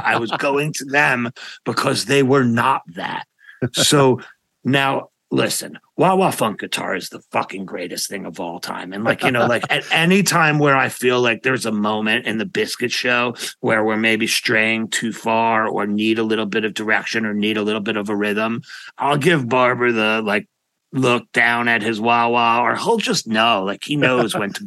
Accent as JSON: {"language": "English", "town": "New York City", "region": "New York", "country": "United States", "said": "I'm from Manhattan, And I went to jazz school in Manhattan"}